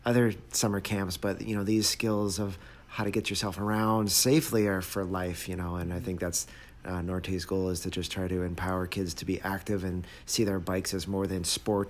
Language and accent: English; Canada; now in Traverse City, United States; I grew up in Canada